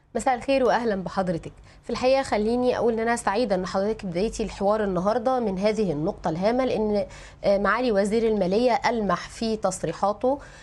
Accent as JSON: {"language": "Arabic", "country": "Egypt"}